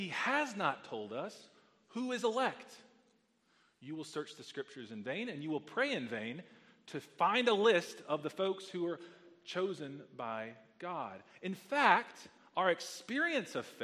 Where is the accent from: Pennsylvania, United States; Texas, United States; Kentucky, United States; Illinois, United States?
Texas, United States; I grew up playing football in Texas